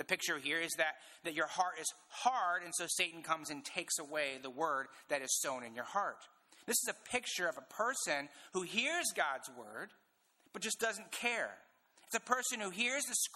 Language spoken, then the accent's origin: English; Indiana, United States; I'm from Indiana